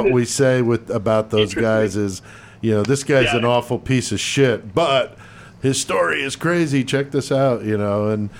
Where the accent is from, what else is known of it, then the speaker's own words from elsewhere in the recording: East Coast, United States; moved away; I'm originally from the East Coast. I moved out here to the Midwest in 90